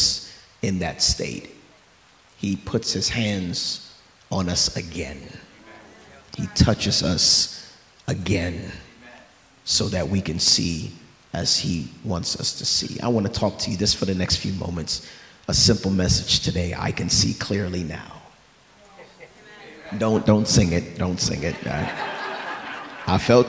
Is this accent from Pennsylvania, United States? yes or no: no; New York, United States; I'm from New York.